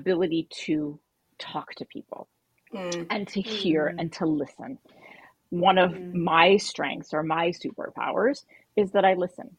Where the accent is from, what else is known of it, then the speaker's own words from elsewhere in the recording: Bay Area, Silicon Valley, California, United States; I grew up in the Bay Area. So literally here in Silicon Valley